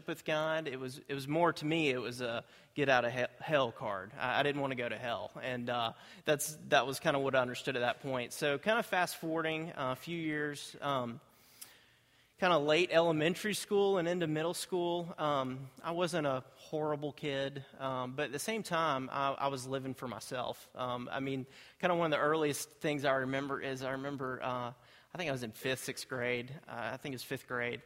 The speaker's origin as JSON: {"language": "English", "town": "Greensboro", "region": "North Carolina", "country": "United States", "tie": "born or raised there", "said": "I grew up in Greensboro. I was born and raised there."}